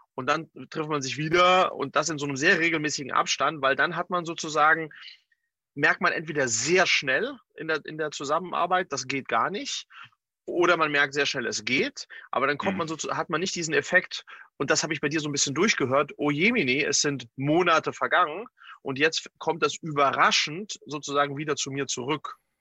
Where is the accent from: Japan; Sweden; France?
Sweden; in äh, Skandinavien in meiner Heimat